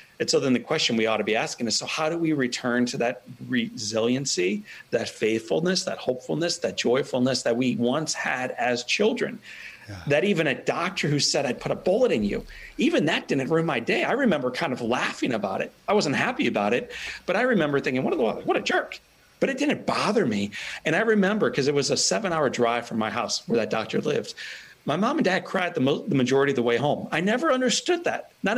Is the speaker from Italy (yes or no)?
yes; Italy; born or raised there